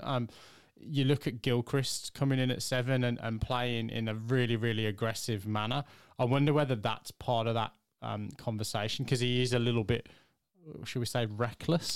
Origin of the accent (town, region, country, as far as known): England, United Kingdom